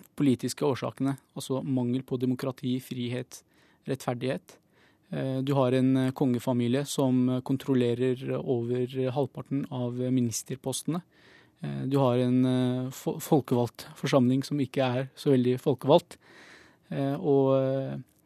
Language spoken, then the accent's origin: Norwegian; Bahrain; now in Norway; jeg kommer opprinnelig fra Bahrain